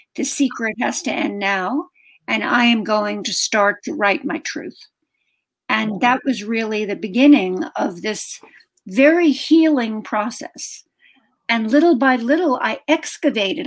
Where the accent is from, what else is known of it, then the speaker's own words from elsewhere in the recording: New York City, New York, United States; moved away as an adult; I was from Brooklyn, from a working class family in Brooklyn